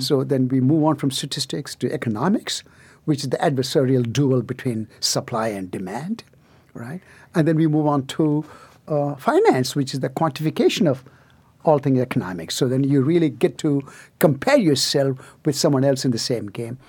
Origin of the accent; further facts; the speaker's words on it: near Chennai, Tamil Nadu, India; moved away; deep south of India, so-called the Aboriginal Southern India, um, in, uh, near Chennai